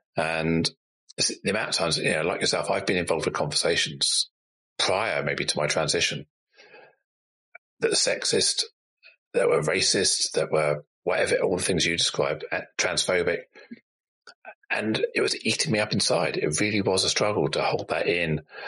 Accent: Singapore; born there; It was almost like I was worried that I would be perceived as someone who wasn't British English by saying I was born in Singapore.

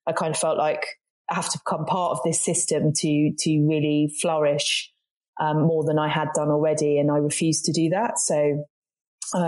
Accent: Brighton, South East England, United Kingdom; moved away as an adult; also born or lived in Manchester / London / Cornwall; now in West Country, United Kingdom; growing up in Brighton, which there's a lot of diversity and inclusion

